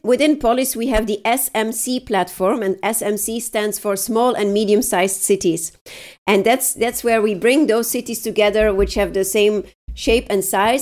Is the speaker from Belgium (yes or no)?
yes; Leuven, Flanders, Belgium; I'm at home in my hometown Leuven